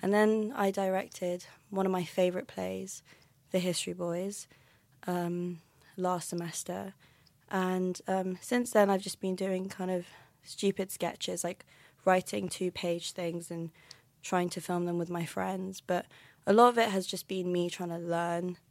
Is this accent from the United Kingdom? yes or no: yes; London, United Kingdom; now in Aberdeen, United Kingdom; I'm from London, but I live in Aberdeen now.